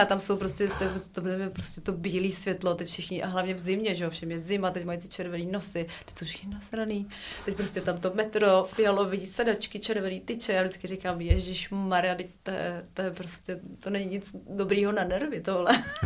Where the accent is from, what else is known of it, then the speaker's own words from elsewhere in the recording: Prague, Czechia; já jsem narozená v Praze a miluju té trojky, ty tramvaje od dětství